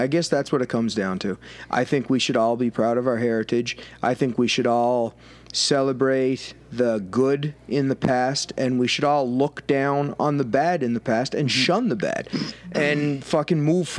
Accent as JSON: {"language": "English", "area": "Cape Breton", "region": "Nova Scotia", "country": "Canada", "said": "I'm from fucking Cape Breton. Right. I'm probably Scottish"}